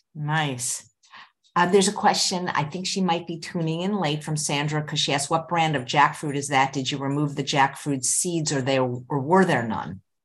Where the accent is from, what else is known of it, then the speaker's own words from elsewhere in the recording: California, United States; growing up in California